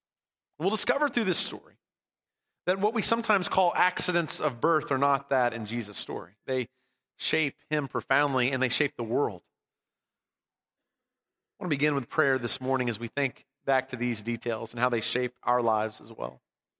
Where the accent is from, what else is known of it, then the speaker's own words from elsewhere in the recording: Abilene, Texas, United States; I was born in Abilene, Texas at Hendrick Medical Center.